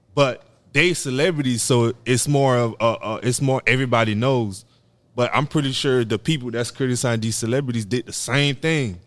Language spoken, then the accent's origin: English; Haiti; I'm from Haiti